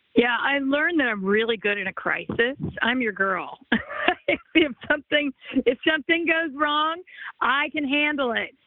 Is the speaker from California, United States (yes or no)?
yes; Los Angeles, California, United States; I grew up in the Los Angeles area